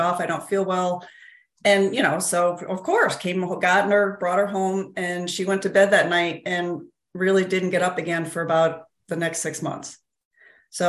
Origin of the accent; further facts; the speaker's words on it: upstate New York, United States; I am from upstate New York. So, you know, I grew up here